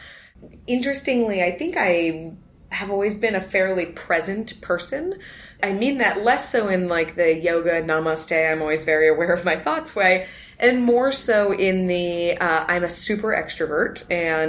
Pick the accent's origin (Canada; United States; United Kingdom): United States; Los Altos, California; So, I grew up in Northern California, right here in the Bay Area, and in a town called Los Altos, which is smack in the middle of Silicon Valley